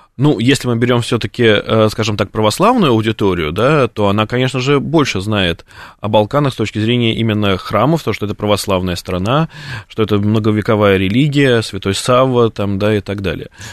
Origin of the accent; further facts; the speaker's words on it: Russia; мы русские